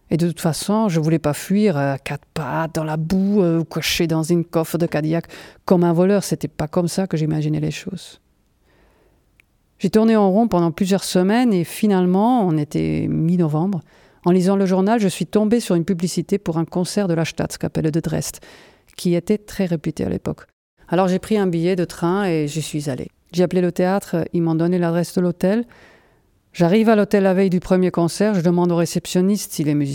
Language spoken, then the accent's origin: French; Mödlareuth, Thuringia, Germany; French is a second language; J'ai grandi à Meudlareuth, entre Berlin et Munich. Peut-être vous connaissez La moitié du village était en RDA et l'autre en RFA. Et moi, j'étais chez les méchants.